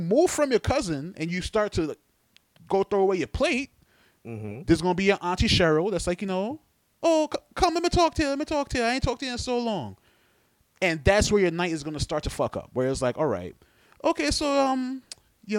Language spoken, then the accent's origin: English; New York, United States; I'm from New York